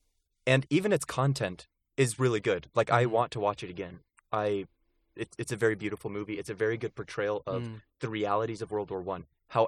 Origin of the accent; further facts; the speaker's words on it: Virginia, United States; I grew up in Virginia, by the way.